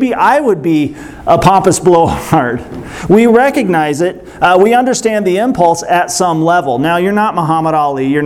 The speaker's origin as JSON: {"language": "English", "town": "Springfield", "region": "Missouri", "country": "United States", "tie": "born or raised there", "said": "I'm from Springfield, Missouri"}